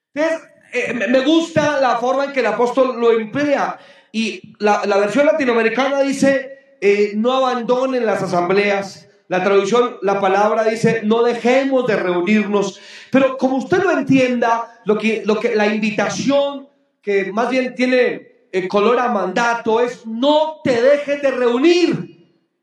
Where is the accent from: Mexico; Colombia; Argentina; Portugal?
Colombia; Boyacá; mi tierra boyacense bella